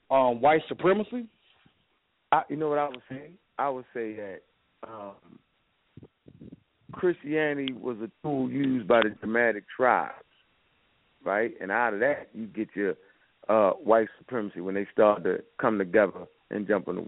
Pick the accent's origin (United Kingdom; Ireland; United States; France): United States; Birmingham, Alabama; I'm from Birmingham, Alabama.